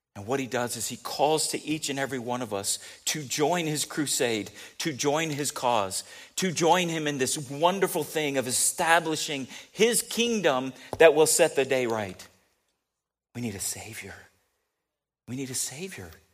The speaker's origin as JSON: {"language": "English", "town": "San Diego", "region": "California", "country": "United States", "tie": "born or raised there", "also_born_or_lived": "Kansas City", "moved": "yes", "said": "I did grow up a lot in San Diego, but not all, right?"}